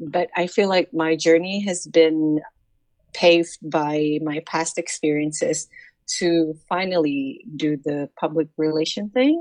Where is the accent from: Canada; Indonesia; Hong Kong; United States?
Indonesia; Jakarta; I'm from Jakarta, Indonesia